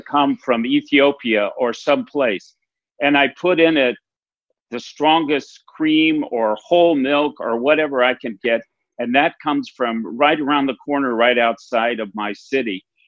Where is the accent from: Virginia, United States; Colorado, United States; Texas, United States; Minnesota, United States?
Minnesota, United States; I'm a Minnesotan, and we are really famous for quoting our Paul Wellstone